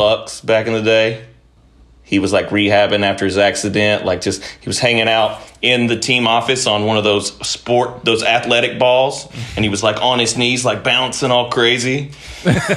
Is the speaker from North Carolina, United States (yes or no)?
yes; Mount Airy, North Carolina, United States; I grew up in North Carolina, this little town called Mount Airy